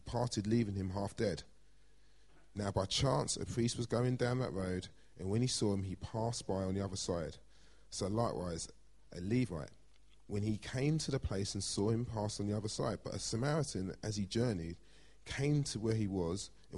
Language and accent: English; London, United Kingdom; I grew up in Blackheath. I'm a South East London boy